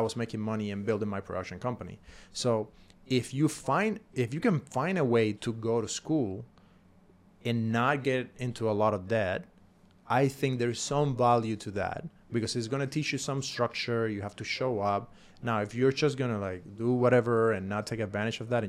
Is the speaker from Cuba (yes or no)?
yes; Cuba; English is a second language; moved away; I came from Cuba